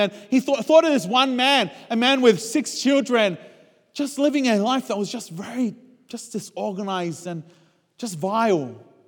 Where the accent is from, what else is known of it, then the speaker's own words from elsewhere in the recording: Australia; moved away as an adult; as an Australian